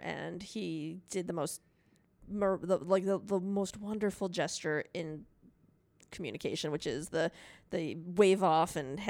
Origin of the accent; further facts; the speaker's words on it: Chicago, Illinois, United States; But yeah, so I'm from Chicago and it's a little treacherous to drive.